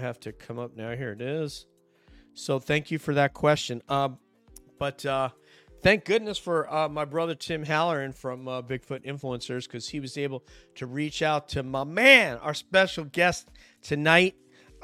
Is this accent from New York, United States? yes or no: yes; New York, United States; I'm from New York